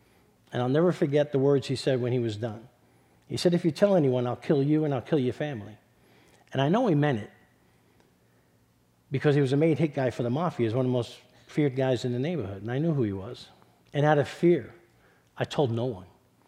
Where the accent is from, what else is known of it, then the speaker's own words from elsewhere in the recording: New York City, New York, United States; So I was born and raised in East Harlem in New York City. I'm not sure if you can tell by my accent. So I grew up in the middle of Spanish and Black Harlem